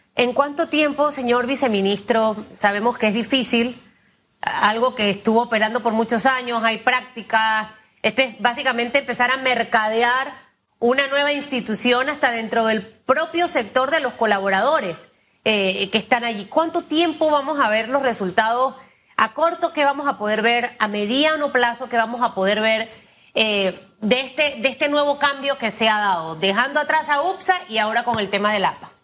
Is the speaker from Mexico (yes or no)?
no; Panama; como panameños